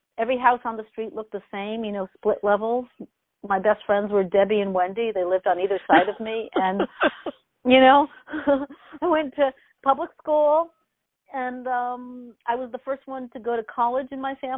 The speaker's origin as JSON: {"language": "English", "town": "West Hartford", "region": "Connecticut", "country": "United States", "tie": "born or raised there", "said": "I grew up in central Connecticut outside of Hartford."}